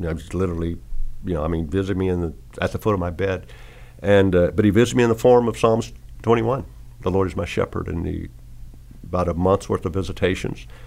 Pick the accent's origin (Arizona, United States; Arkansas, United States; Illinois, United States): Arkansas, United States; now in Tennessee, United States; Sixty five. So right. with great grandchildren. Great grandchildren. But see, I'm from Arkansas